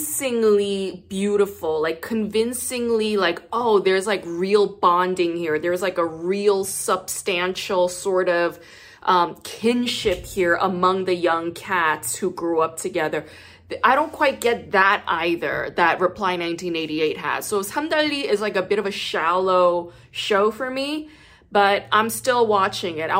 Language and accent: English; South Gyeongsang, South Korea; I'm from Gyeongsangnam-do. So that's like a southern dialect